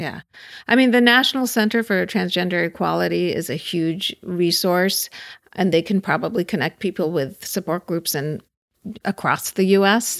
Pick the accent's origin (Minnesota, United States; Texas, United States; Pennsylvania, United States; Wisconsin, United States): Pennsylvania, United States; Pittsburgh; now in Los Angeles, United States; I grew up in Pittsburgh